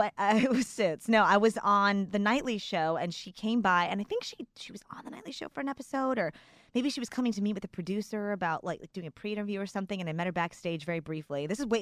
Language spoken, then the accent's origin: English; Texas, United States; I am a Texan.